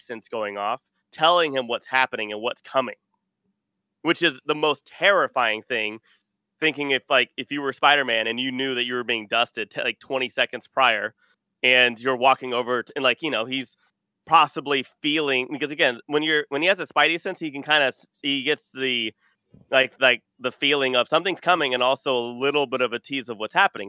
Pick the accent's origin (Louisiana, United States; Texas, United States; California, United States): Texas, United States; Austin; I am from Texas. I'm from Austin.